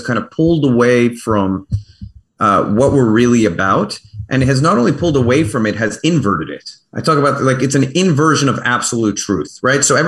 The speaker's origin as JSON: {"language": "English", "town": "Baltimore", "region": "Maryland", "country": "United States", "tie": "born or raised there", "also_born_or_lived": "Canada", "said": "I was born in Johns Hopkins, in Baltimore"}